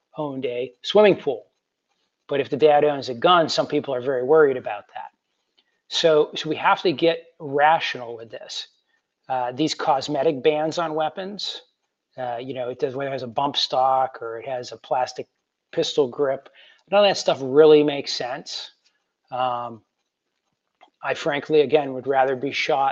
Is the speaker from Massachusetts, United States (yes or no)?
no; Western New York, United States; my hometown up in Western New York